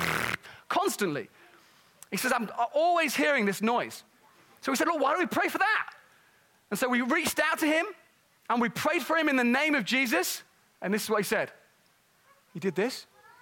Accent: Nottingham, East Midlands, United Kingdom; moved away; where I grew up in Nottingham

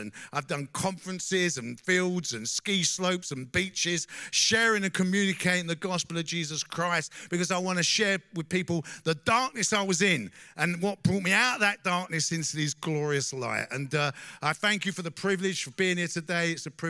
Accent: London, United Kingdom; I grew up in East London

